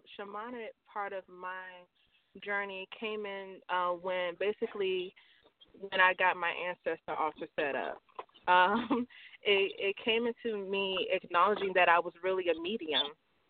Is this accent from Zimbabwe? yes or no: no; Ocala, Florida, United States; also born or lived in Gainesville, Florida; I wasn't born in Ocala, Florida. I was born in Gainesville, Florida, and raised in Ocala, Florida.